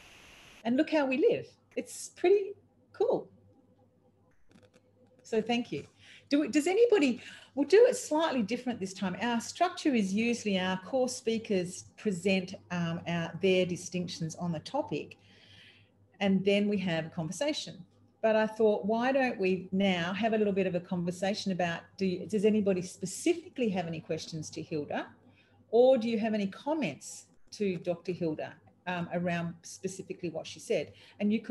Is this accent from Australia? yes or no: yes; Australia; I'm an Australian